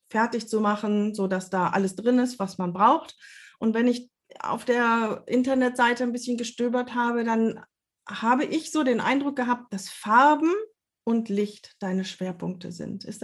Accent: Lower Saxony, Germany; now in Hamburg, Germany; Ich komme aus Niedersachsen, aus der Nähe von Osnabrück.

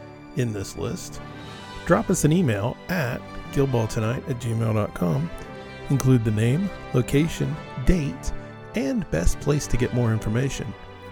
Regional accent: Houston, Texas, United States; my hometown, Houston, Texas.

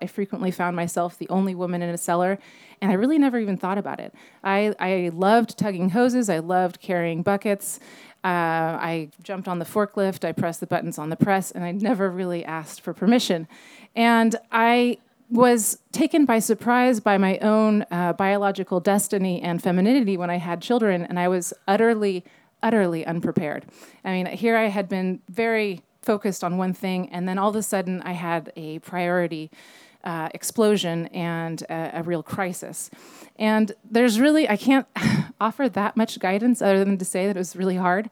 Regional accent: Napa, California, United States; I'm from Napa. I was born in the Queen of the Valley just behind us and grew up on vineyards

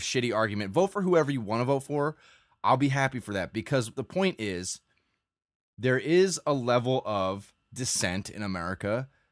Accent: United States

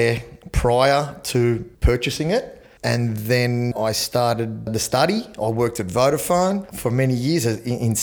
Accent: Sydney, New South Wales, Australia; born and raised in Sydney. Grew up in Chatswood.

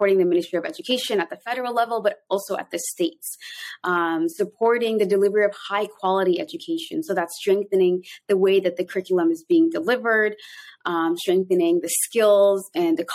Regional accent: Canada; moved away as an adult; also born or lived in Toronto, Canada / Somalia; now in Mogadishu, Somalia; I'm both Canadian and Somali.

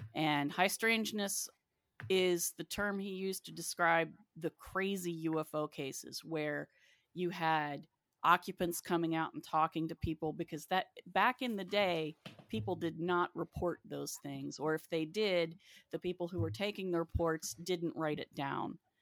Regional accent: West Virginia, United States; moved away; also born or lived in Athens; I grew up in West Virginia

